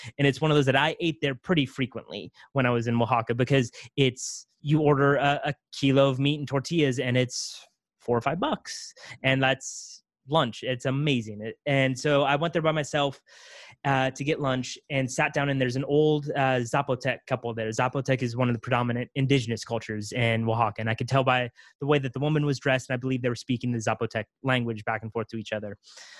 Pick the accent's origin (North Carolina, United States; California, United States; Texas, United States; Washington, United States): California, United States; You know, I'm from California.